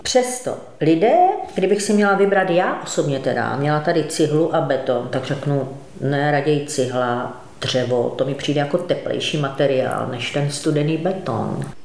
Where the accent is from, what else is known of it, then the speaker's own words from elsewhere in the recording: Ostrava, Moravian-Silesian Region, Czechia; Já jsem třeba z Ostravy